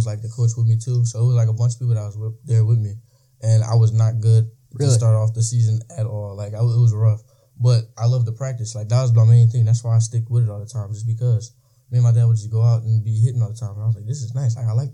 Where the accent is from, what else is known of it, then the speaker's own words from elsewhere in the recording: Trenton, New Jersey, United States; I'm from Trenton, New Jersey